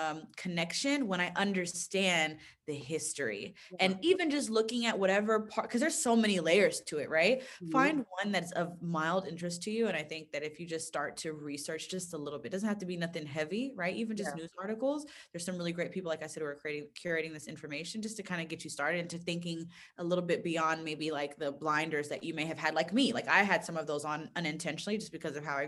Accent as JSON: {"language": "English", "country": "United States", "tie": "born or raised there", "said": "Me growing up in the States, right, mainly living"}